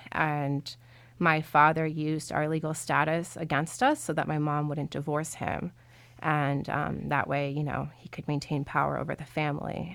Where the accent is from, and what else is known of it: Suffolk County, Long Island, New York, United States; born or raised there; also born or lived in Colombia